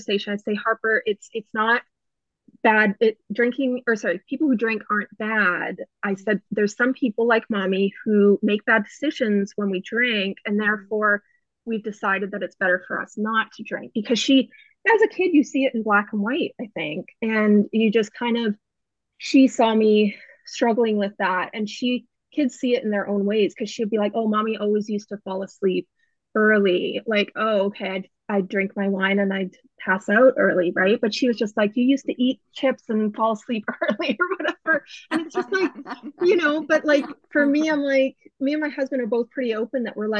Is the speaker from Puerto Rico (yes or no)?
no; Canada; moved away as an adult; now in United States; we were in Canada waiting to immigrate. And then COVID hit. So we're Canadian